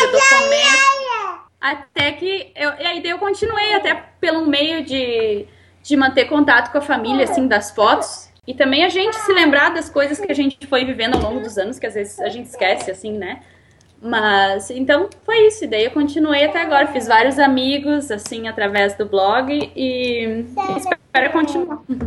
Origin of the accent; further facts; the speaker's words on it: Rio Grande do Sul, Brazil; moved away as an adult; now in Canada; Nós dois somos gaúchos